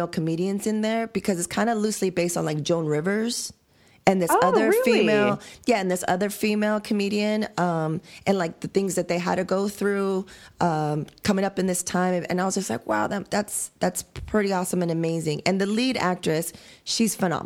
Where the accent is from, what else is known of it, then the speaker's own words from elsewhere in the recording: United States; I'm an American